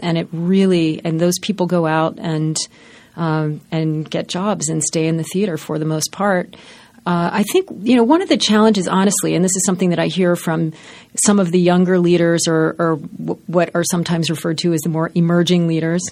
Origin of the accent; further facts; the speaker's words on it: Baltimore, Maryland, United States; In Baltimore. I grew up in Baltimore.